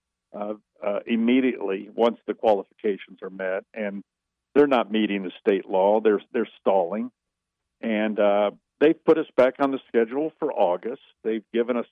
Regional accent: North Carolina, United States; we're from North Carolina

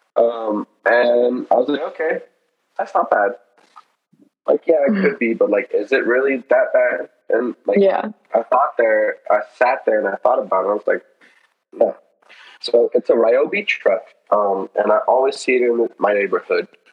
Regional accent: Olney, Maryland, United States; we grew up in Olney together

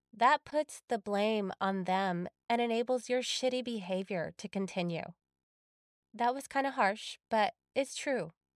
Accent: Texas, United States; moved away as an adult; also born or lived in California; I had moved back to my home state of Texas

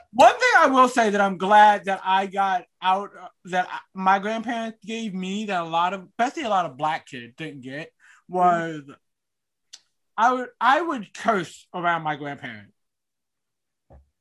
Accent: Knightdale / Wendell area, North Carolina, United States; born or raised there

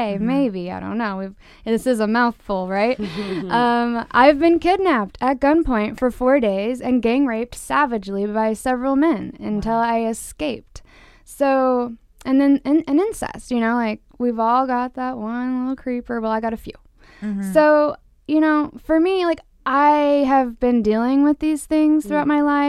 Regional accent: Utah, United States; In several states, including my hometown, Utah, mm. Porn is considered a public health hazard.

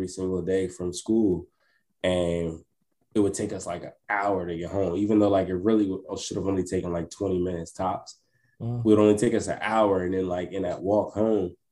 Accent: New Jersey, United States; I'm currently in Jersey, born and raised

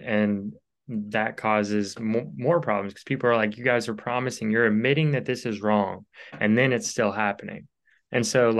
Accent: Louisville, Kentucky, United States; I'm from Louisville, Kentucky, where that happened.

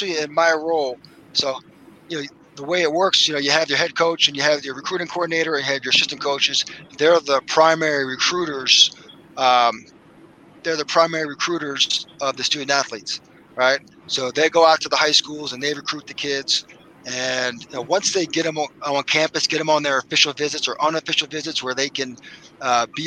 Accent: Philadelphia, Pennsylvania, United States; I'm from Philly, my wife's from Philly

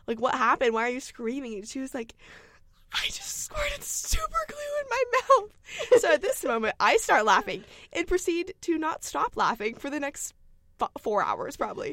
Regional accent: Nashville, Tennessee, United States; I'm from Nashville

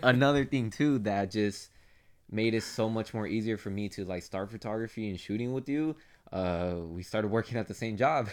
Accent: Phoenix, Arizona, United States; We're from Phoenix

